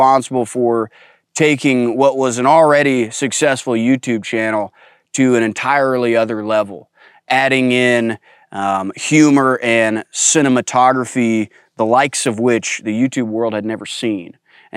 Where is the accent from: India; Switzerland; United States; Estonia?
United States; accent: country; my country accent's a lot thicker than I thought it was